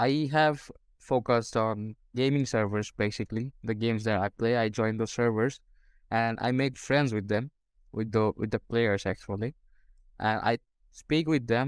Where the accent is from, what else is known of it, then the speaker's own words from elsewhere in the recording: Bangladesh; English is a second language; I'm from Bangladesh.